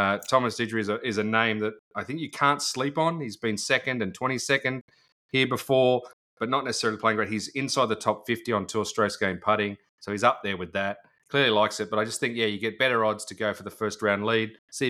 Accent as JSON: {"language": "English", "country": "Australia", "said": "as an Aussie"}